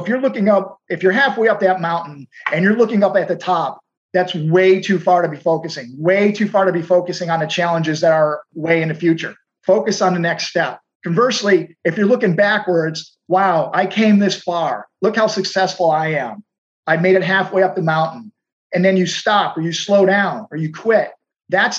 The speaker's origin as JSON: {"language": "English", "town": "Houston", "region": "Texas", "country": "United States", "said": "I'm from Houston. It is dead flat here"}